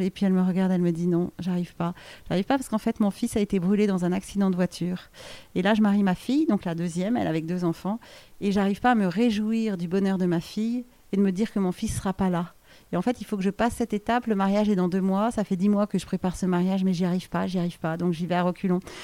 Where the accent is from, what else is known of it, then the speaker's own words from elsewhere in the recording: France; on est des Français